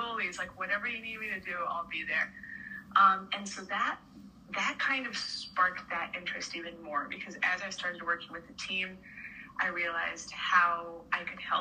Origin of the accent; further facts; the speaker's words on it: La Paz, Bolivia; moved away as an adult; now in Connecticut, United States; So I was born and raised in Bolivia, and I moved to Connecticut to go to college.